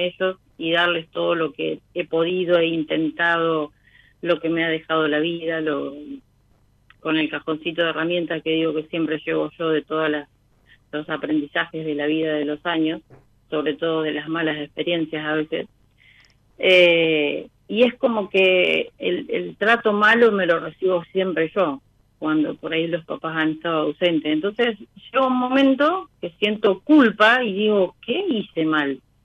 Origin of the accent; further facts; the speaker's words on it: Bolívar, Buenos Aires Province, Argentina; Yo soy de Bolívar